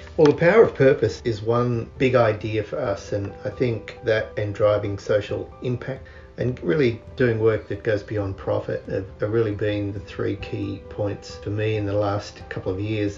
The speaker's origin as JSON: {"language": "English", "town": "Canberra", "region": "Australian Capital Territory", "country": "Australia", "tie": "born or raised there", "moved": "yes", "said": "As I grew up in Canberra, miles from the shore in Australia"}